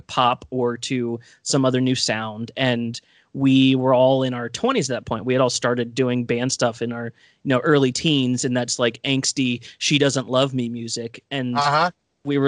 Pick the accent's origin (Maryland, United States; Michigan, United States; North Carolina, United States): Maryland, United States; Baltimore; we're all from Baltimore